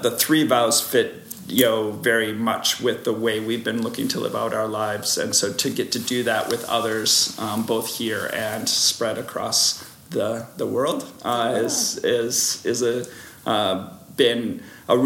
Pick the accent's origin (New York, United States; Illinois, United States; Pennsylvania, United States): Illinois, United States; Chicago; moved away as an adult; now in Hamilton, Canada; I am originally from Chicago area, but married a Canadian from this area